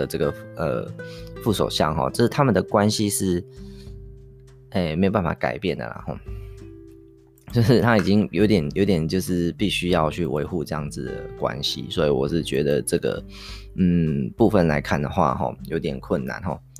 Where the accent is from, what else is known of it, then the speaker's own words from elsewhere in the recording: Taiwan; 我们台湾这边并没有那么常在谈安倍政府的东西